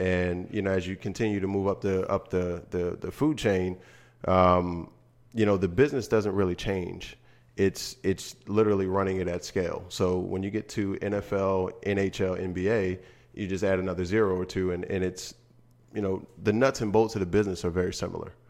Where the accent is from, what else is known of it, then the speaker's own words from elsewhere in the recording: Harrisburg, Pennsylvania, United States; moved away; back in Harrisburg in my hometown.